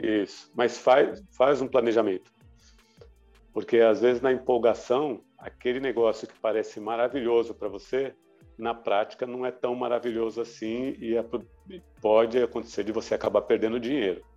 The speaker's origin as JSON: {"language": "Portuguese", "country": "Brazil", "said": "como bom brasileiro já nos adaptamos"}